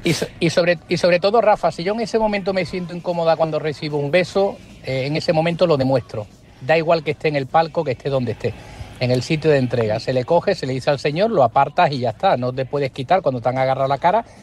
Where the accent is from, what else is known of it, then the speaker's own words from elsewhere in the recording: Jerez de la Frontera, Andalusia, Spain; mi tierra, mi jerez del alma